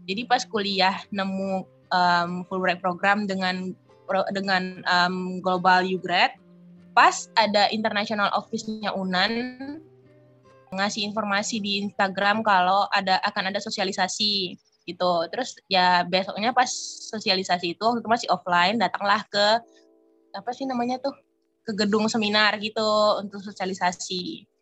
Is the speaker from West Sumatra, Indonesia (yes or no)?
yes; Batusangkar, West Sumatra, Indonesia; also born or lived in Padang; berasal dari um, dari Batu Sangkar sebenarnya Kabupaten Tanah Datar, Sumatera Barat. Cuman kuliah di Universitas Andalas di Padang.